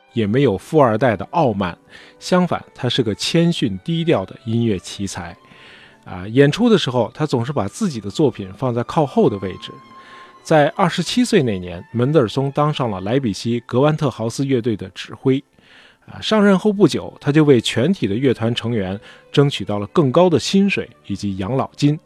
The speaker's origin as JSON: {"language": "Chinese", "country": "China", "said": "包括我们中国人"}